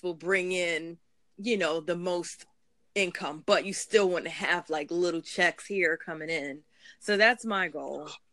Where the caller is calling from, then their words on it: New York City, New York, United States; I'm calling from Brooklyn, New York